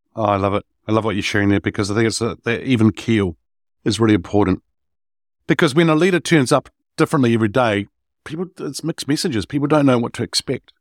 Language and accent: English; New Zealand; I'm Kiwi, uh, New Zealander